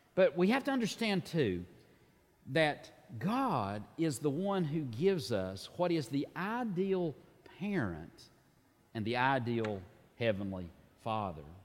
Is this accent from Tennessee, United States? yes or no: yes; Tennessee, United States; like many Tennesseans